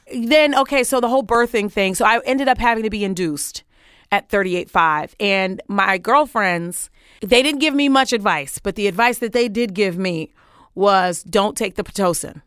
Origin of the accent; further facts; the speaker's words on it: New York City, New York, United States; moved away as an adult; also born or lived in Washington, D.C.; I grew up, uh, on Crown Street between Troy and Albany for all my Brooklynites